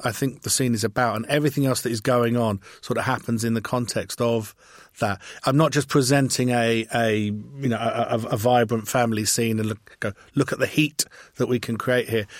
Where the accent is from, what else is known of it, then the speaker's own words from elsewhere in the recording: England, United Kingdom; I'm English